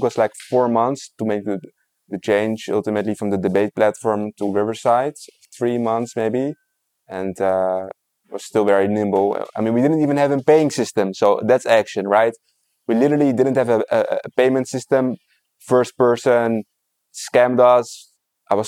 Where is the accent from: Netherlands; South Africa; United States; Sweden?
Netherlands; now in Israel; I'm from the Netherlands